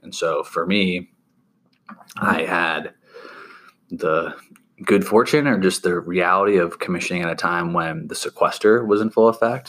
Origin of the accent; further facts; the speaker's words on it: Sandy Springs, Georgia, United States; originally born and raised in Sandy Springs, Georgia, which is a suburb just north of Atlanta